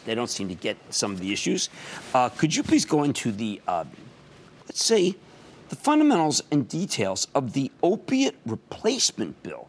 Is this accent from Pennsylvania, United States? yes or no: yes; Pennsylvania, United States; Okay, so I'm from Pennsylvania.